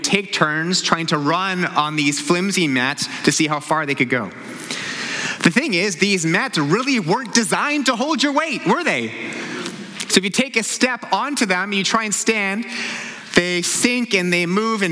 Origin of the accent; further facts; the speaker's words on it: New Westminster, British Columbia, Canada; I grew up in New Westminster, about a 30-minute drive from here, one of the suburbs of Vancouver.